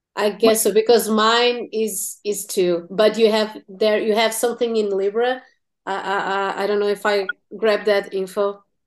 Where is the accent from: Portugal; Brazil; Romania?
Portugal; English is a second language; also born or lived in Tennessee